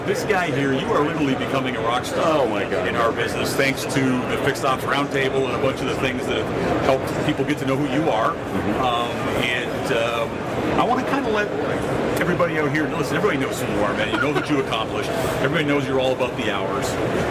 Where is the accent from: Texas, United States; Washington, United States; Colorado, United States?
Texas, United States; Dallas; here in my hometown of Dallas, Texas.